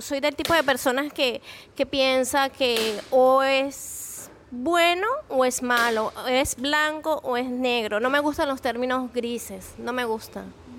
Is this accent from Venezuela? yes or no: yes; Venezuela; soy venezolana